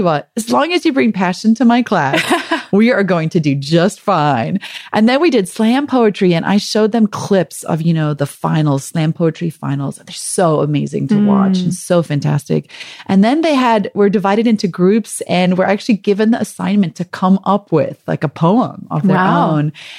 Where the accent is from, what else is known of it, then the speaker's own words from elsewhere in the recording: South Africa; accent: South African; moved away; also born or lived in Michigan; we had just moved to Michigan from South Africa, where we'd been for 2 years. So I think my South African accent was more pronounced than it normally is.